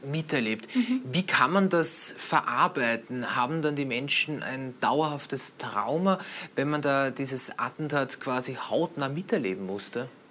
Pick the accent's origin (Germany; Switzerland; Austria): Austria; hier bei uns in Österreich